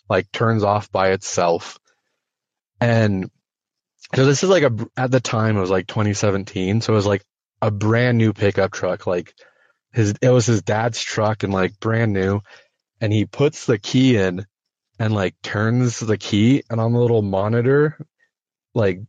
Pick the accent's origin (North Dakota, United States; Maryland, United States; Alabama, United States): North Dakota, United States; I'm from North Dakota. So there's not a whole lot out there besides like farm fields and like nothingness.